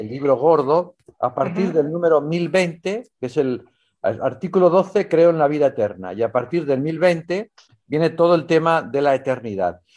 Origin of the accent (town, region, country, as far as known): Valencian Community, Spain; moved away as an adult; also born or lived in Mexico / Chile / Italy / Rome